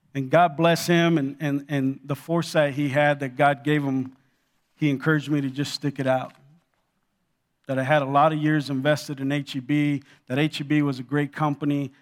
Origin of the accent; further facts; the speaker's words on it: Los Angeles, California, United States; also born or lived in Cuba; I grew up in Los Angeles